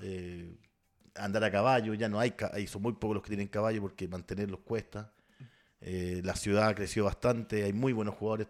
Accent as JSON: {"language": "Spanish", "town": "Santiago", "region": "Santiago Metropolitan Region", "country": "Chile", "tie": "born or raised there", "also_born_or_lived": "Concepción"}